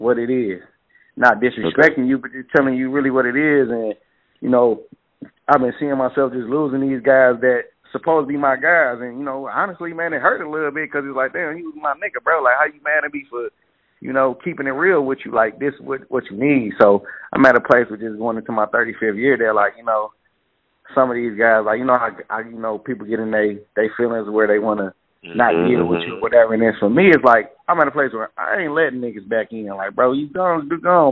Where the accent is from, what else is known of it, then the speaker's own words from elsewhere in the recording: Detroit, Michigan, United States; I'm from Detroit